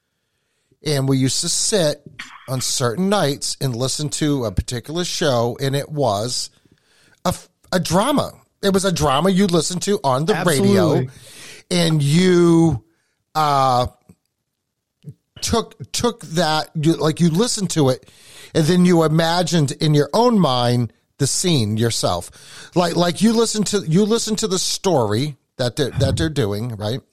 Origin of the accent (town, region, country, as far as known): New England, United States; accent: New England